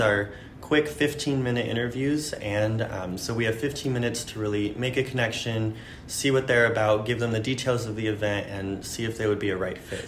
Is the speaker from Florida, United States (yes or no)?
yes; Naples, Florida, United States; now in New York City, United States; I grew up in Naples